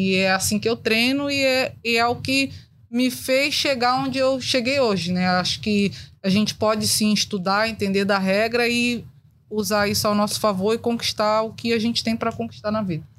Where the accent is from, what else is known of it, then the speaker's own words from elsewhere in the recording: Rio de Janeiro, Brazil; eu cresci na Cidade de Deus